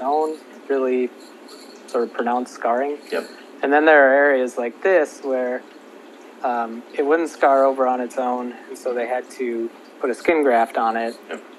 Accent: Minnesota, United States; moved away as an adult; also born or lived in Kansas; I grew up in Minnesota and then I went to the University of Kansas for college

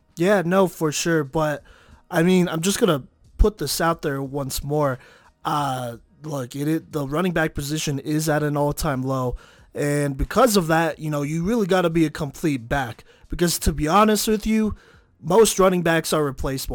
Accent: Texas, United States; I'm, I'm from Texas

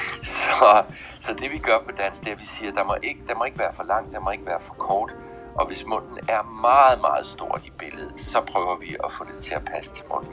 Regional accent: Southern Jutland, Southern Denmark, Denmark; moved away; jeg kommer oprindeligt fra Sønderjylland

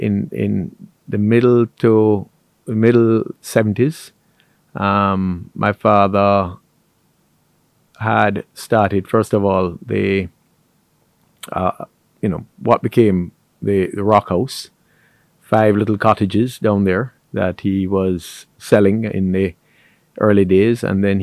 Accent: Montego Bay, Saint James, Jamaica; So Montego Bay has always been a tourism-centric. It was a town and it's become a city.

